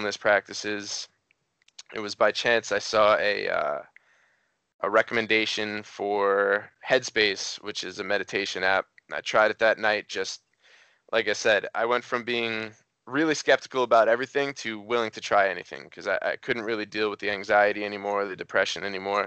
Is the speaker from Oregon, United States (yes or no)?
no; New York, United States; moved away as an adult; also born or lived in Cincinnati; I moved to Cincinnati. I'm from New York originally